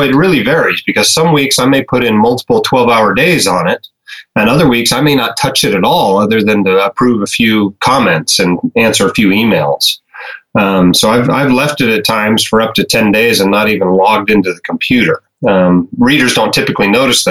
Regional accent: Alaska, United States; moved away as an adult; also born or lived in Arizona; now in Utah, United States; I grew up in Alaska

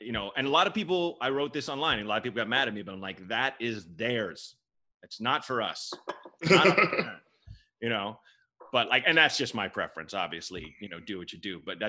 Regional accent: Portland, Oregon, United States; also born or lived in Chicago; I grew up in Portland, Oregon

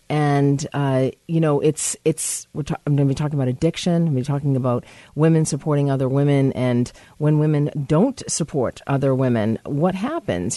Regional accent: United States; I'm American

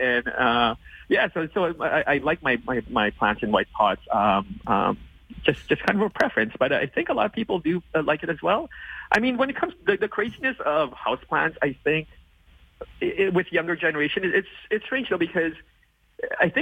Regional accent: Winnipeg, Manitoba, Canada; now in Toronto, Canada; I'm originally from Winnipeg, so I'm used to the winter season of Winnipeg

